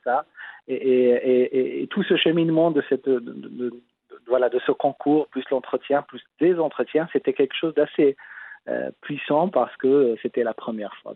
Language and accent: French; Casablanca, Casablanca-Settat, Morocco; j'ai grandi à Casablanca